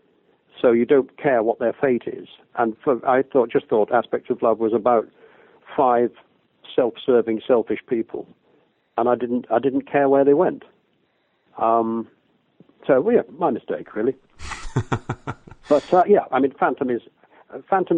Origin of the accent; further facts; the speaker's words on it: Liverpool, North West England, United Kingdom; I grew up in Liverpool and saw masses of shows on tour